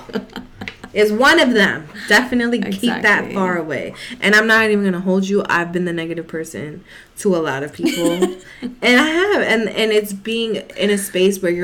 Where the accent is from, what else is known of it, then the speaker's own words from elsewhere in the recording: New York City, New York, United States; I'm from the Bronx